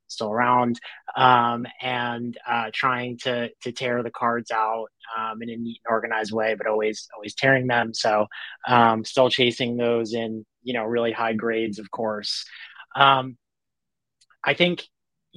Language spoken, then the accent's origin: English; New York, United States; now in Los Angeles, United States; I'm originally from New York. I live